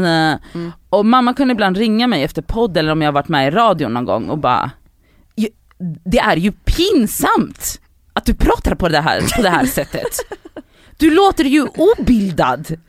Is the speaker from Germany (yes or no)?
no; Poland; moved away; also born or lived in Buenos Aires, Argentina; mina föräldrar är, och jag är född i Polen också